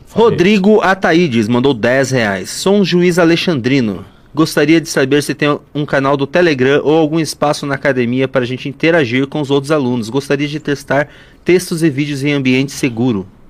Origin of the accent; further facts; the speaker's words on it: interior of Paraná, Brazil; moved away; vim do interior do Paraná. Lá a gente tinha o, o, o fogão a lenha já